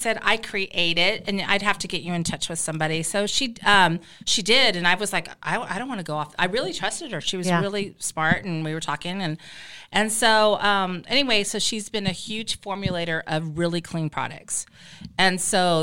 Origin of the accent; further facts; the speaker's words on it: Nebraska, United States; I was Nebraska